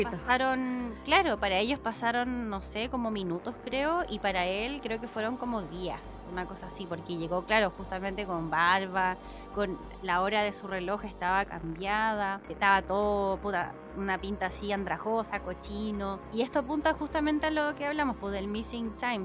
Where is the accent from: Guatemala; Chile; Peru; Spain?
Chile; Santiago, Santiago Metropolitan Region; yo soy de Santiago, pero trabajo online en una radio